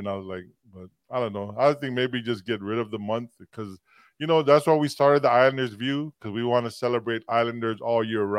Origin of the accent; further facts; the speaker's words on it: Philippines; I'm Filipino.